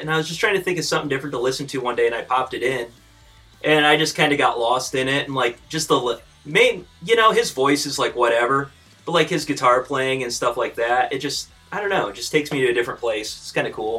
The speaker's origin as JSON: {"language": "English", "town": "Fort Wayne", "region": "Indiana", "country": "United States", "said": "we're from Fort Wayne"}